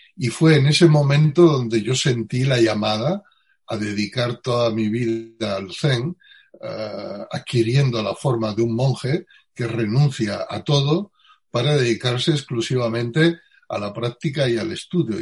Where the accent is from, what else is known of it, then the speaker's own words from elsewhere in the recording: Utrera, Andalusia, Spain; nací en, en Utrera, eh, provincia, un pueblo de la provincia de Sevilla, hace 64 años